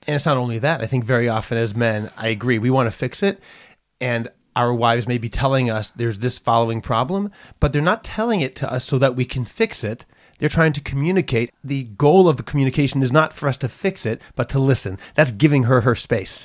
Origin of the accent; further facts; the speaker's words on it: Boston, Massachusetts, United States; now in Jerusalem, Israel; I was born in Boston